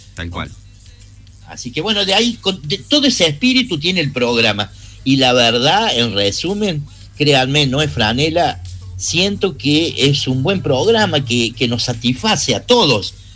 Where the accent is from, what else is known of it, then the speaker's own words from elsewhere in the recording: Córdoba, Argentina; los cordobeses tenemos un poquito más de humor